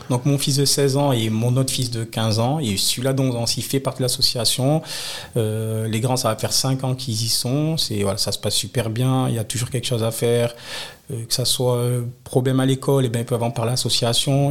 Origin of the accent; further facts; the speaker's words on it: France; Je suis né au Moulin. Si j'ai grandi au Moulin, j'ai voilà, j'ai toute ma famille au Moulin